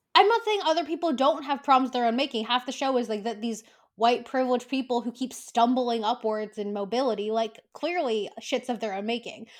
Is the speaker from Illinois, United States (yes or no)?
no; California, United States; me growing up in California, very liberal, accepting, diversity